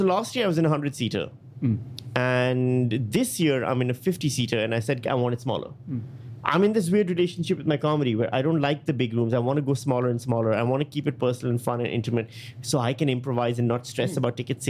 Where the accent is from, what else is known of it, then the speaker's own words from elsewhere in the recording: Pakistan; also born or lived in Thailand; I'm from Pakistan, India. And then I spent a lot of time in Thailand and these places.